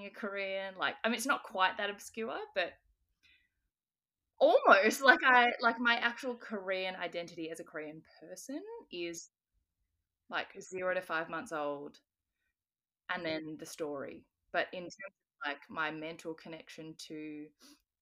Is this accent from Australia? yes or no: yes; Australia; I'm Australian